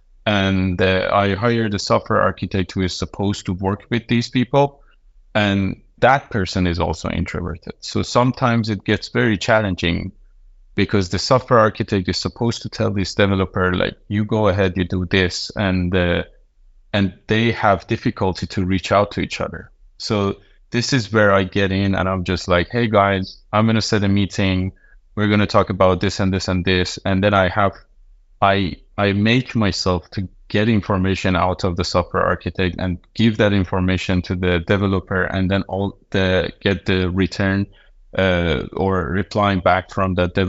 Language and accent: English; Iran; now in Denmark; I'm from Iran, and I moved to Denmark 4 years ago